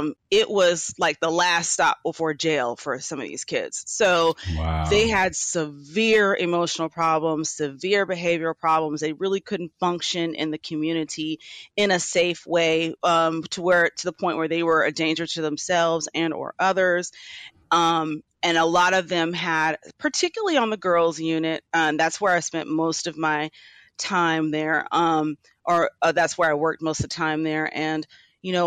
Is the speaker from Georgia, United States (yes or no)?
yes; Atlanta, Georgia, United States; I'm from Atlanta, Georgia